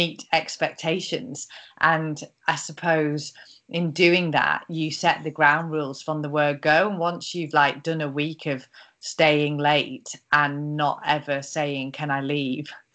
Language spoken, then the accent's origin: English; Carlisle, North West England, United Kingdom; also born or lived in Australia; moving back to Carlisle, where I'm from, and starting at a law firm here, thinking that if I did 9 to 5 and was in my hometown